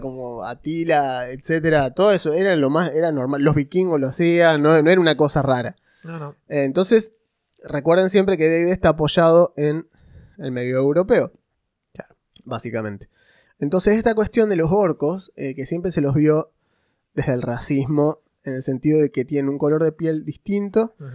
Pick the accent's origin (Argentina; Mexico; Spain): Argentina; yo soy argentino